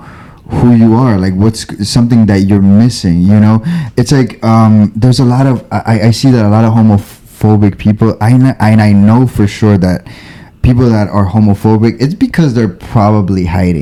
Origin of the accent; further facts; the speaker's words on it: East Coast, United States; now in Los Angeles, United States; I'm from the East Coast, so can you guys tell me a little bit what